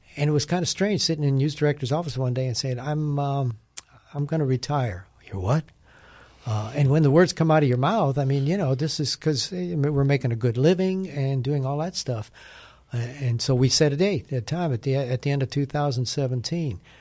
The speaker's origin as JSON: {"language": "English", "region": "Wisconsin", "country": "United States", "tie": "born or raised there", "moved": "yes", "lives_now": "Nashville, United States", "said": "I grew up in Wisconsin"}